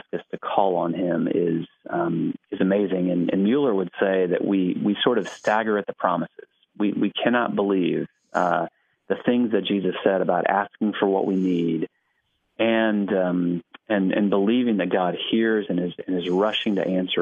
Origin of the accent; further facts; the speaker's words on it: Alabama, United States; moved away as an adult; now in Knoxville, United States; I grew up in Alabama, and my family continues to live mostly in Alabama